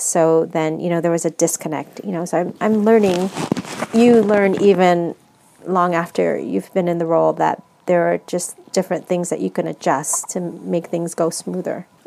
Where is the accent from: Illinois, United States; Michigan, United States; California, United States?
California, United States; San Francisco; I'm actually born and raised in San Francisco, but my background, I'm my family's from the Philippines.